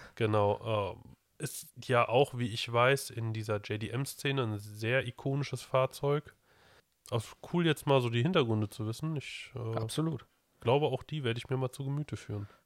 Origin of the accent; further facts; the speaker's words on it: Germany; hier bei uns in Deutschland